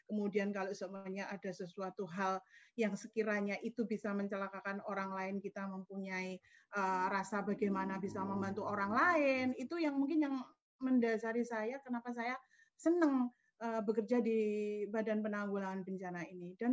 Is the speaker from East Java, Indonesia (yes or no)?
yes; Pacitan, East Java, Indonesia; born there; saya lahir di Pacitan 2 Agustus uh, tahun 1977.